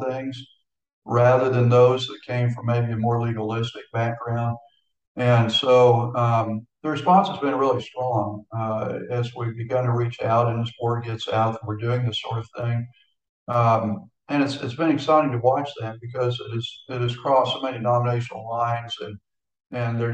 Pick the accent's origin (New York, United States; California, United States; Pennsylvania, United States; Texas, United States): Texas, United States; Houston; moved away as an adult; now in Florida, United States; born and raised in Houston, and my entire ministry was in Texas